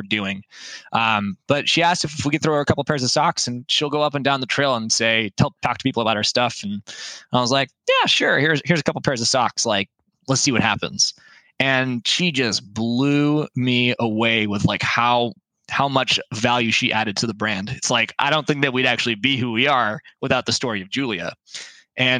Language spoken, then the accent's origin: English; Lake Stevens, Washington, United States; now in Bellingham, United States; a mountain that's close to my hometown, Lake Stevens. And it was the mountain that I grew up hiking on